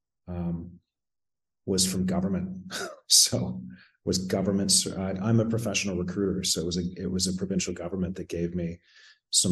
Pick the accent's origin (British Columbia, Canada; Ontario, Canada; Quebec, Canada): Ontario, Canada; southwestern; moved away as an adult; also born or lived in London, Ontario; now in Pátzcuaro, Mexico; I'm a Canadian, born and raised in small town Ontario, southwestern Ontario, and grew up there